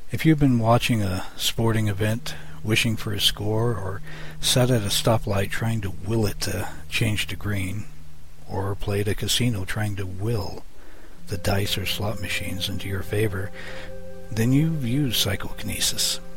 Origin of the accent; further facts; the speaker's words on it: Ireland; I'm a druid from Ireland